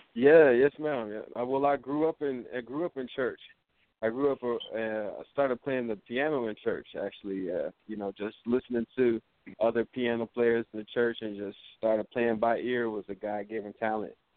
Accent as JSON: {"language": "English", "town": "Los Angeles", "region": "California", "country": "United States", "moved": "as an adult", "lives_now": "Des Moines, United States", "said": "I'm from Los Angeles"}